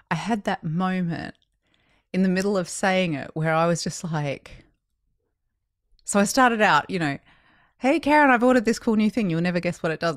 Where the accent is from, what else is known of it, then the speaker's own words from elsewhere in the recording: Australia; now in United States; growing up in Australia